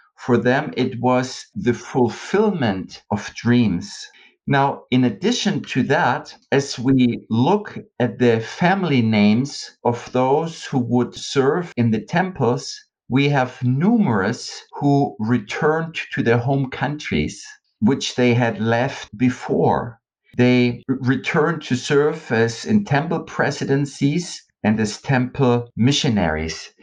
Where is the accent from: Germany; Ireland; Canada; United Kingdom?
Germany; West Germany; I'm from the West